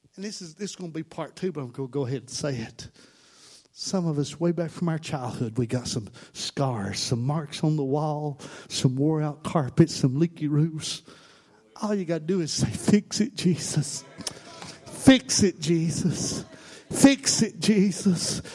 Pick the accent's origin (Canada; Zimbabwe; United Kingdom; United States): United States; Tennessee; I'm from Tennessee